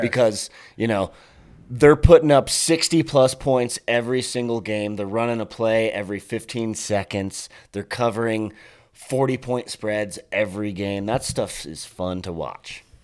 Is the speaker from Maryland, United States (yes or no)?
no; Colorado, United States; I'm from Colorado, born and raised native